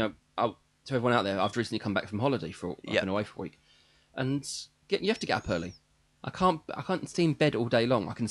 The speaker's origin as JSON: {"language": "English", "town": "Dagenham", "region": "London", "country": "United Kingdom", "said": "I'm from Dagenham. I'm not upper class, okay? I may sound like it sometimes, but I'm really not."}